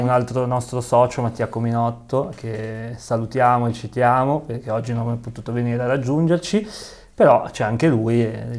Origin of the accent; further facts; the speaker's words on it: Genoa, Liguria, Italy; da bravi genovesi